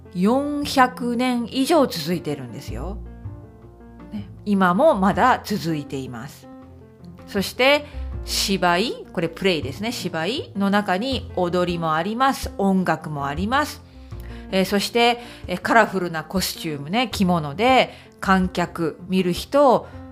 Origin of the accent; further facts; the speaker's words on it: Okayama, Japan; moved away as an adult; now in United Kingdom; ふるさとの岡山に行きますね。